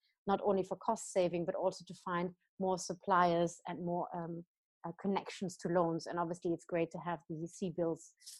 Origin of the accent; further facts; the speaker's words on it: Germany; so I studied in the UK, I studied in France, I then came back to Germany, my home country, worked a little bit in the real estate fund sector